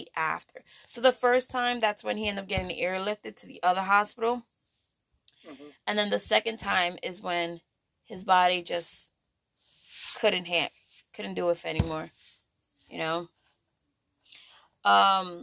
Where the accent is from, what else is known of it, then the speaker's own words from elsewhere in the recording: New York, United States; I'm a New Yorker